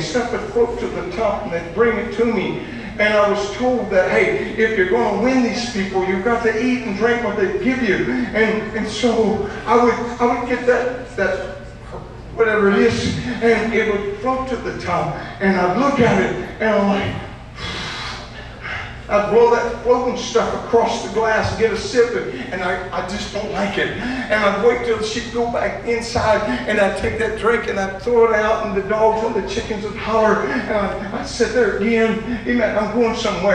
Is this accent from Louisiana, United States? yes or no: yes; Louisiana, United States; I'm from Louisiana